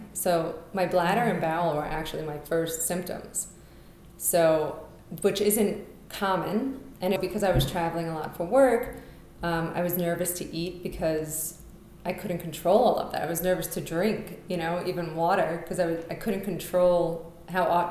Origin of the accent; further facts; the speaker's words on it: New York City, New York, United States; moved away as an adult; now in Colorado, United States; I'm from Brooklyn